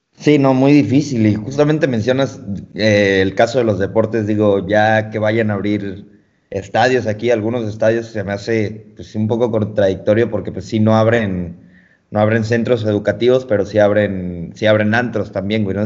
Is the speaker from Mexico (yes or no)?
yes; Mexico; Nosotros como mexicanos